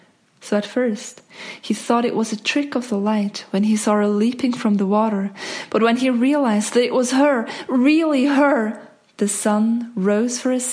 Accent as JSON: {"language": "English", "region": "Zug", "country": "Switzerland", "tie": "born or raised there", "said": "I grew up in Zug"}